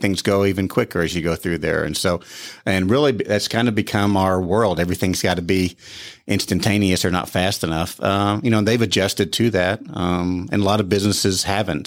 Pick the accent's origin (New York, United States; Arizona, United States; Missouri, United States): Missouri, United States; Joplin; moved away; I'm from Joplin, Missouri, g, raised there, grew up there